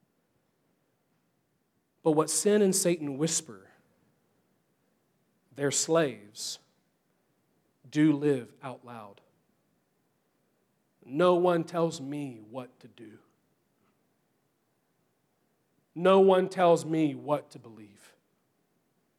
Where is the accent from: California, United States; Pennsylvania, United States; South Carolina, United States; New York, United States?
South Carolina, United States; Easley; also born or lived in Louisville, Kentucky; I grew up like right outside of Easley